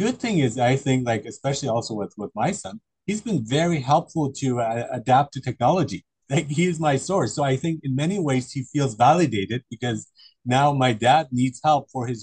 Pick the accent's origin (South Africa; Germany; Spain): Germany; I grew up in Germany